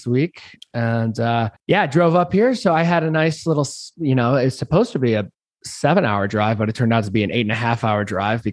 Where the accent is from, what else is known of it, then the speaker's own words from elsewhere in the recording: Chicago, Illinois, United States; moved away; I am at home where I grew up in Chicago.